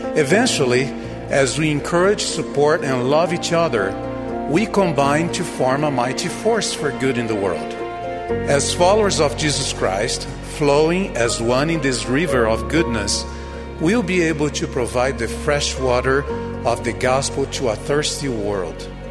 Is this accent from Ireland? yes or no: no; Brazil; My home country of Brazil